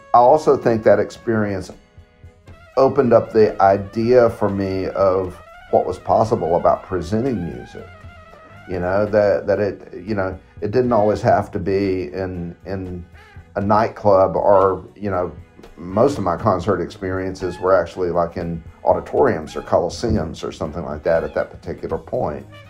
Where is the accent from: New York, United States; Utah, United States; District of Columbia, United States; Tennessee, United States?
Tennessee, United States; Knoxville; my hometown